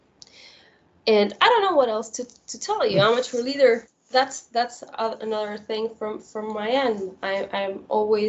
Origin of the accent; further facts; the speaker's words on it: Uruguay; I'm from Uruguay.